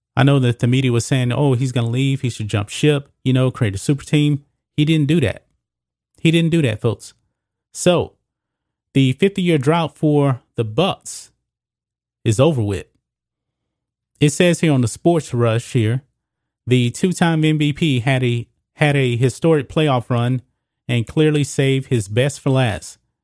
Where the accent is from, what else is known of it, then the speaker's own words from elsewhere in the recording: United States; I'm an American